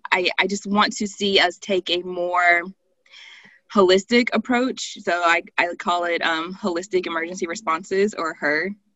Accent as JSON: {"language": "English", "region": "the South", "country": "United States", "tie": "born or raised there", "said": "Well, I definitely growing up in the South, I have a large understanding of policing and institutional racism."}